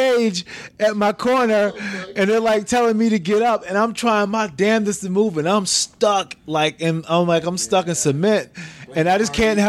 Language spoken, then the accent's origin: English; Niagara Falls, New York, United States; I'm from Utica. I'm from Niagara Falls, New York. Yeah, not too damn far at all.